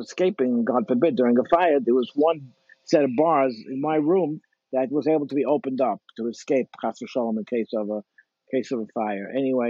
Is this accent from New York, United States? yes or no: yes; New York City, New York, United States; You know, I was born and raised in Crown Heights.